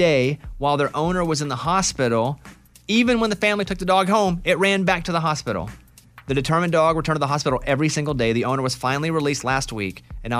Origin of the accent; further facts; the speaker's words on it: Arkansas, United States; And growing up in Arkansas, we had them everywhere.